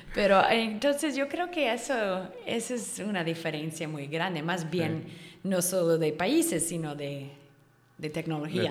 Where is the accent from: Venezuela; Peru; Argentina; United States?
United States; Chico, California; moved away as an adult; now in Yucatán, Mexico; Yo soy de California, norte de California